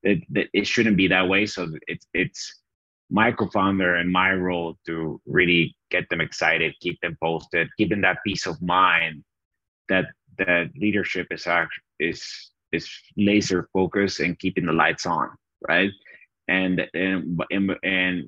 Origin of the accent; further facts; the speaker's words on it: Bolivia; accent: Southern Hemisphere accent; moved away as an adult; also born or lived in Chattanooga, Tennessee, United States; now in United States; I had the fortune of being born in America. So I grew up in Bolivia